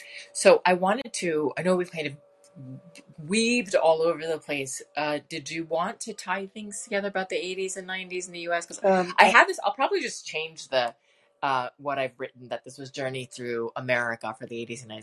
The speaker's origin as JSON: {"language": "English", "country": "United States", "said": "I'm American"}